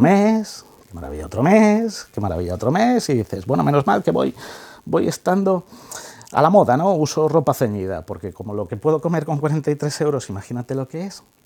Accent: Ávila, Castile and León, Spain; como somos de Ávila

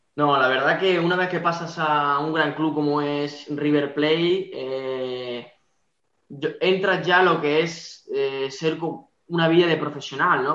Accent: Granada, Andalusia, Spain; accent: Andalusian; moved away as an adult; also born or lived in Montevideo, Uruguay / Buenos Aires, Argentina; now in Skellefteå, Sweden; yo inicié en el Granada Club de Fútbol, yo inicié desde pequeñito ya que es mi ciudad natal

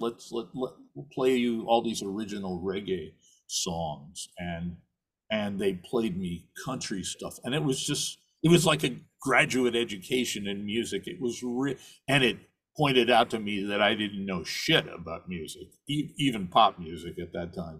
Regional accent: New York City, New York, United States; also born or lived in Sheboygan, Wisconsin / Minnesota / Midwest; I was born in Sheboygan, Wisconsin, of all places, lived around the Midwest until fourth grade. And then uh, my family moved to uh, to New York

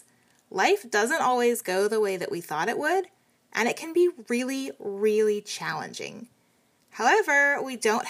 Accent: East Coast, United States; I grew up not too far on the East Coast from where they had snowboarding

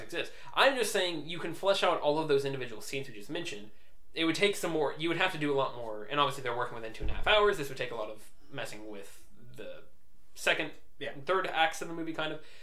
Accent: United States; we are indeed from America

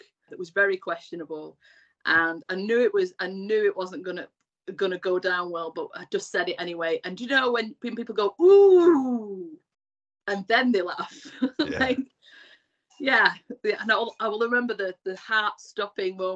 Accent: Bury Bolton, North West England, United Kingdom; I was from Bury Bolton.

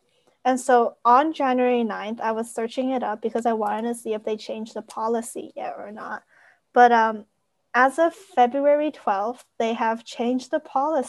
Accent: Canada; now in United States; I live in the US, but I am not American. I am a Canadian citizen. So I live in the US on a visa.

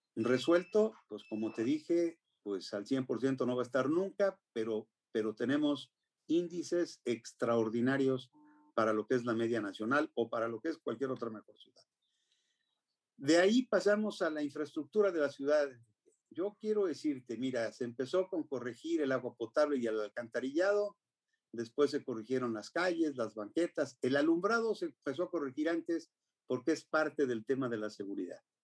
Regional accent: Mexico; somos los mexicanos

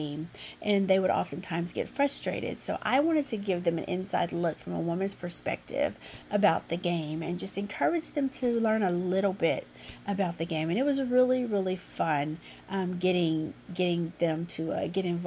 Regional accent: Duncan, Oklahoma, United States; I went to work for the newspaper in my hometown, Duncan Banner

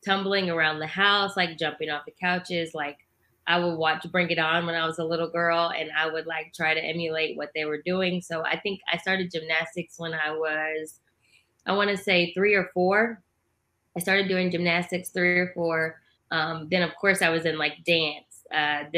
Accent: O'Fallon, Illinois, United States; I'm actually from a small town in southern Illinois. It's called O'Fallon

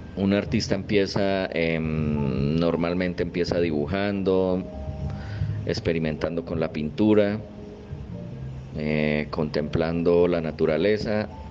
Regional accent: Málaga, Santander, Colombia; nací en la ciudad de Málaga, Santander

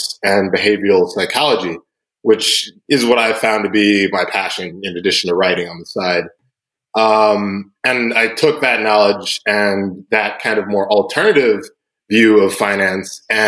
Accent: Atlanta, Georgia, United States; I was born and raised in Atlanta, Georgia

